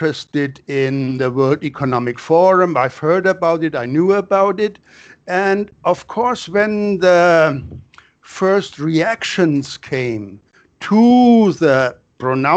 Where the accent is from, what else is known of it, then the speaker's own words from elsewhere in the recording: Germany; moved away as an adult; also born or lived in United States / Florianópolis, Brazil; now in Brazil; I grew up in Germany, and I did my studies there